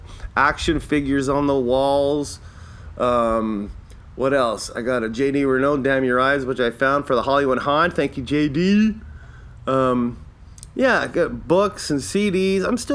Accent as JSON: {"language": "English", "country": "Canada", "said": "I'm not Irish, I'm Canadian, but I like to say I'm Irish because my parents are Irish"}